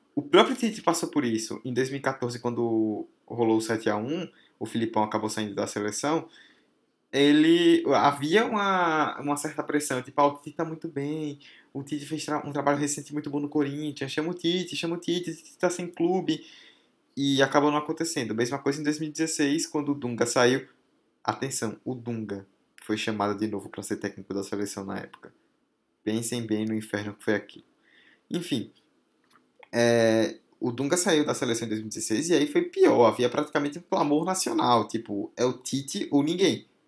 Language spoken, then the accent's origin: Portuguese; Northeast Region, Brazil; nós que somos nordestinos